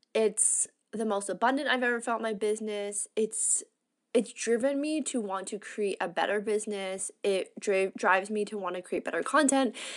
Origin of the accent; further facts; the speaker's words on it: Canada; moved away as an adult; I'm fully integrating back into being a Canadian